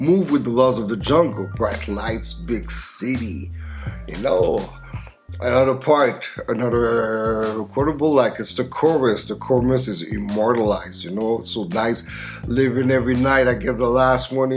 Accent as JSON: {"language": "English", "town": "Montreal", "region": "Quebec", "country": "Canada", "tie": "born or raised there", "said": "my hometown"}